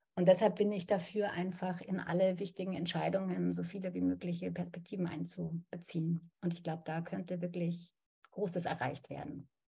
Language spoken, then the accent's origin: German; Munich, Bavaria, Germany; now in Berlin, Germany; Ich bin ja in München aufgewachsen